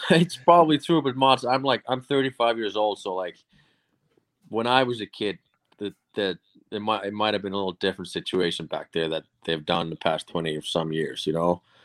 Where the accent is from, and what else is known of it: Finland; born or raised there; moved away; also born or lived in Boston